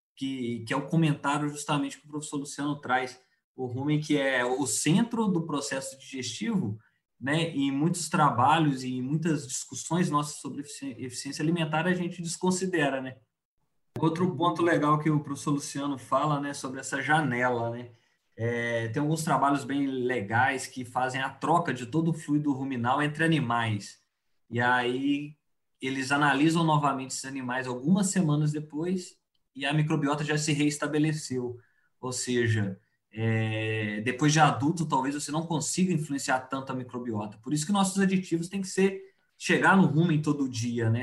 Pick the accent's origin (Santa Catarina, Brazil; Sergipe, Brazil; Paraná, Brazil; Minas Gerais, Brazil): Minas Gerais, Brazil; southern; moved away as an adult; now in Cuiabá, Brazil; Eu sou é, mineiro do sul de Minas, né? Hoje estou aqui em Cuiabá fazendo é, meu doutorado